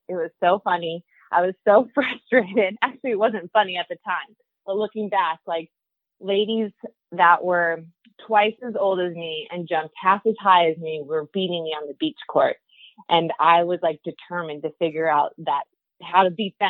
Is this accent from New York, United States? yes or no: no; Torrance, California, United States; So I grew up in Southern California, grew up in Torrance, still actually live in Torrance